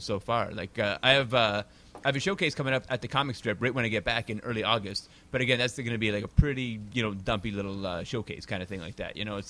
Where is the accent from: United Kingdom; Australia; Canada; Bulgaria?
Canada; accent: Canadian; They know I'm Canadian. The way I hit vowels and stuff like that is, pretty Canadian.